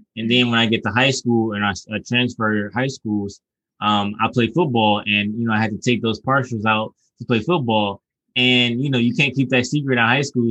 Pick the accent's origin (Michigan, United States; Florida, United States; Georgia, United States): Michigan, United States; Detroit; also born or lived in Southfield; I'm from Detroit, and I've grown up in Detroit